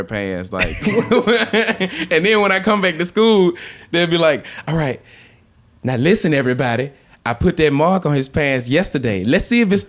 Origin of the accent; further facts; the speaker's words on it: Memphis, Tennessee, United States; I'm from Memphis